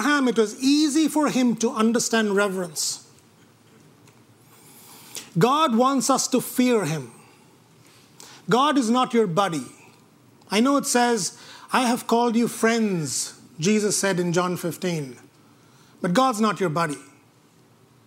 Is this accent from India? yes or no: yes; India; moved away; When I grew up in India